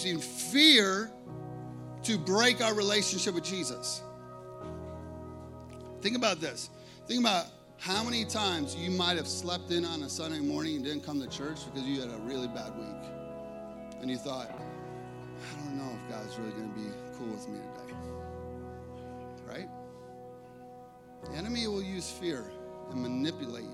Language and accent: English; Chicago, Illinois, United States; I grew up in Chicago